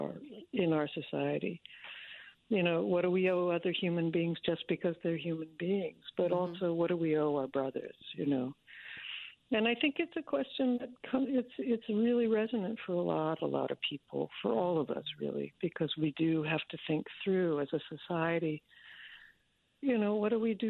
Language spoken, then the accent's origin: English; Washington, District of Columbia, United States; I grew up mostly in Washington, D.C.